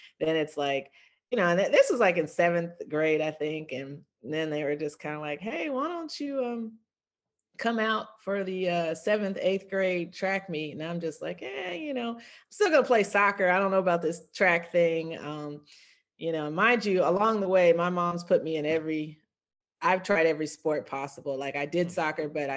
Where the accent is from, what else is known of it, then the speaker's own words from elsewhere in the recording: Virginia, United States; also born or lived in Fort Leavenworth, Kansas; I grew up in Virginia